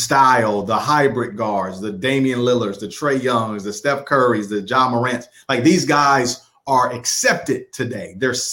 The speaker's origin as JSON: {"language": "English", "town": "Detroit", "region": "Michigan", "country": "United States", "tie": "born or raised there", "said": "growing up in Detroit"}